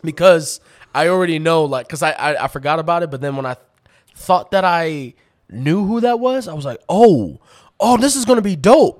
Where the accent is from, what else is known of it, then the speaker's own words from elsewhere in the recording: Atlanta, Georgia, United States; growing up in Atlanta